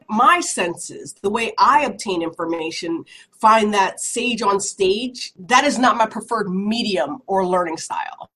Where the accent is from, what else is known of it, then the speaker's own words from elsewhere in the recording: Woodbury, United States; growing up in Woodbury